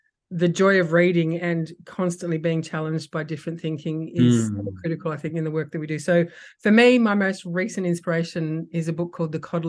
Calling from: Sydney, New South Wales, Australia; I'm phoning in tonight from Darug country, actually, beautiful Darug country on the northern suburbs of Sydney.

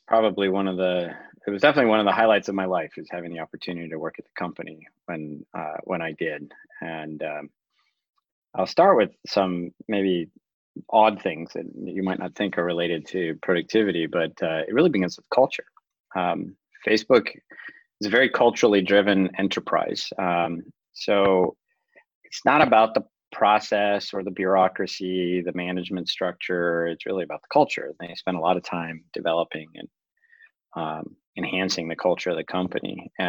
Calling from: Los Altos, California, United States; I'm calling in from Los Altos, California.

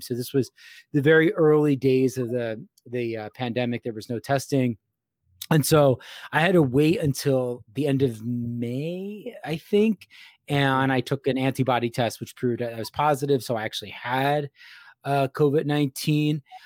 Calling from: Gettysburg, Pennsylvania, United States; I am calling from Gettysburg, Pennsylvania.

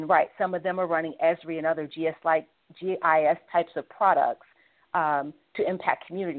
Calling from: Washington, District of Columbia, United States; calling. I'm calling from Washington, D.C.

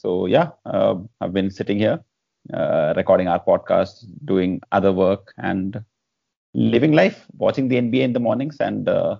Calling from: Kerala, India; I am calling you from Kerala.

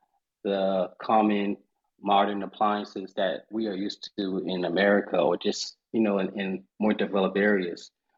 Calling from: Charleston, South Carolina, United States; I am joining you from Charleston, South Carolina.

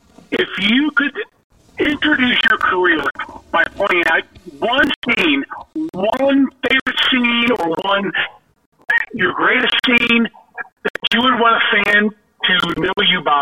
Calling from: Cincinnati, Ohio, United States; from Cincinnati.

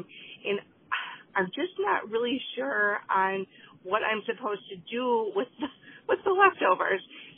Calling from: Wisconsin, United States; I'm calling from Wisconsin.

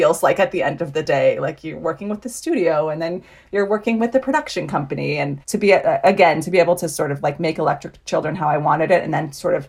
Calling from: Los Angeles, California, United States; I'm calling in from Los Angeles from the coziness of my bedroom in quarantine while my daughter and husband play somewhere.

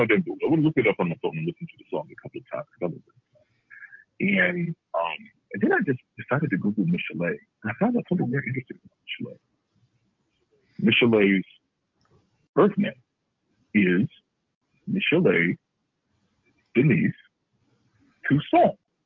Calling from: Cleveland, Ohio, United States; calling from Cleveland, Ohio.

